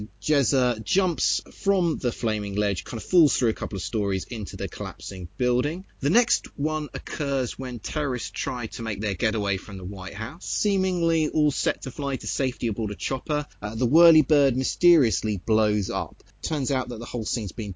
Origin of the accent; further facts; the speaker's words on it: United Kingdom; I speak as a Brit